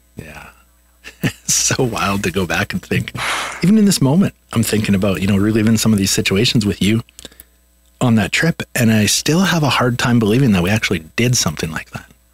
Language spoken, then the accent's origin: English; Swift Current, Saskatchewan, Canada; we were in my hometown in swift current saskatchewan